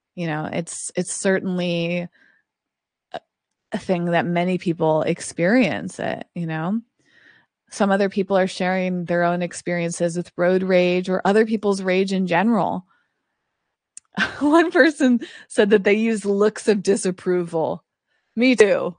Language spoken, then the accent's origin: English; East Coast, United States; now in Los Angeles, United States; I grew up on the East Coast